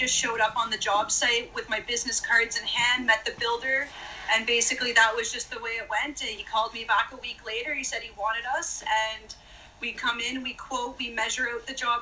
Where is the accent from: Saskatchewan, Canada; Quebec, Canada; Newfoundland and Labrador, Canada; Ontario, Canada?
Ontario, Canada; Renfrew; moved away as an adult; also born or lived in Edmonton, Alberta; we moved back to my hometown of Renfrew, Ontario.